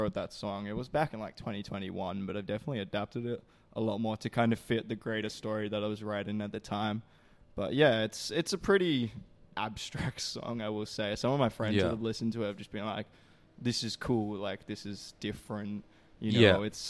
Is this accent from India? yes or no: no; Perth, Western Australia, Australia; now in Melbourne, Australia; I grew up in Perth.